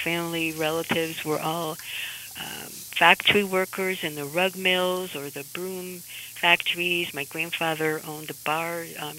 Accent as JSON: {"language": "English", "town": "Amsterdam", "region": "North Holland", "country": "Netherlands", "tie": "born or raised there", "said": "So, growing up in Amsterdam in the 1950s was a very safe place for me, but there wasn't a lot of diversity"}